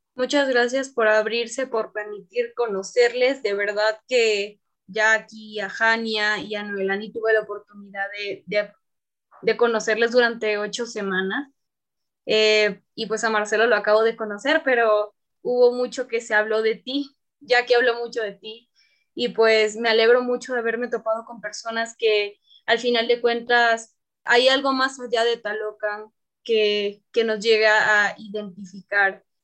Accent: Tabasco, Mexico; moved away; el ser tabasqueña me ha dado mucha calidez

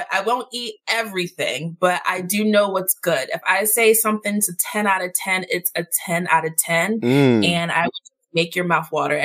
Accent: Philadelphia, Pennsylvania, United States; moved away as an adult; now in Washington, D.C., United States; I am originally from Philly. I moved to D.C. 3 years ago

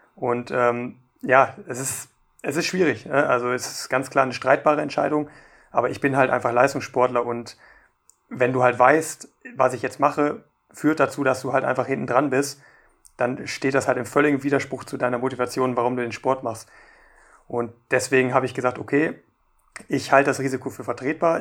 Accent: Germany; bei uns in Deutschland

